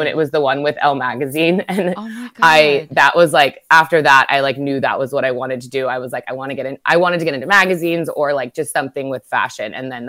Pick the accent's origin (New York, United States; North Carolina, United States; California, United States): California, United States; Newport Beach; I grew up in Newport Beach